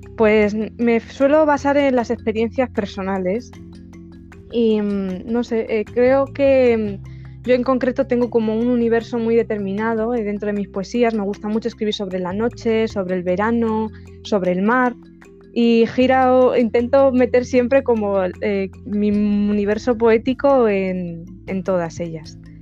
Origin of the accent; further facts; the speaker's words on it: a small village in Ciudad Real, Castilla-La Mancha, Spain; soy de España y bueno, soy de, un pueblecito de Ciudad Real